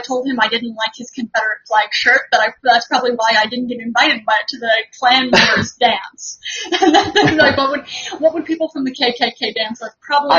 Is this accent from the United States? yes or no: no; Dublin, Leinster, Ireland; Ireland, Dublin.